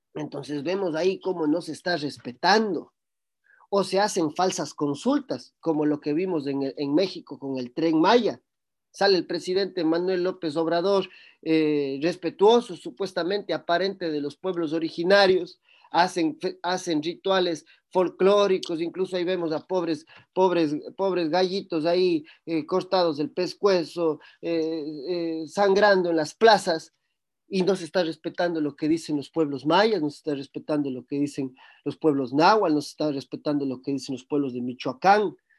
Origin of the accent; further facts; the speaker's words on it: Cuenca, Azuay, Ecuador; en el cantón Cuenca, en el cual yo nací